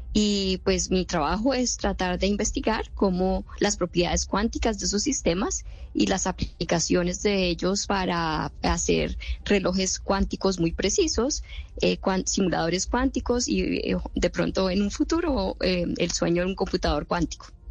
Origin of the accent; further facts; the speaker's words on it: Bogotá, Colombia; moved away as an adult; now in United States; Yo nací en Bogotá